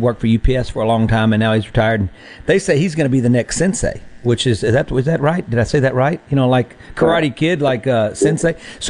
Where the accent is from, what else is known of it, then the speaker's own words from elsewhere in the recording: Mississippi, United States; We're going to get to know you because we're from Mississippi.